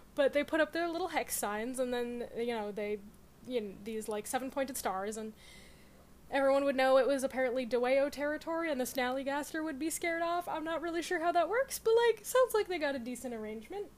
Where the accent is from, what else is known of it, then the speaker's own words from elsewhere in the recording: Connecticut, United States; I'm from Connecticut. We don't pronounce T's anyway